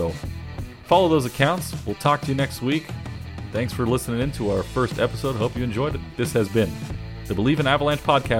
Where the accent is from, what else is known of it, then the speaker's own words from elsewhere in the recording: East Coast, United States; born there; I was born on the East Coast. I'm part of this team.